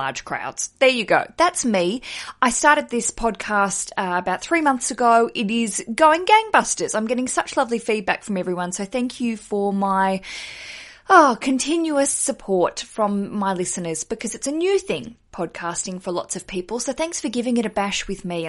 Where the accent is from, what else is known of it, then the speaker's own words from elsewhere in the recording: Australia; moved away as an adult; now in London, United Kingdom; I'm Australian. I live in London